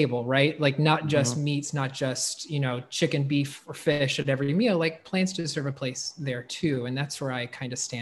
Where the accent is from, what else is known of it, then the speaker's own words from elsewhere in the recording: North Carolina, United States; I was raised in the South, North Carolina.